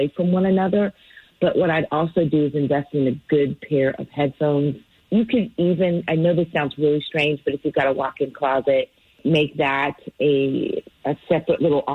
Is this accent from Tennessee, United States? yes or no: no; California, United States; moved away; I'm from California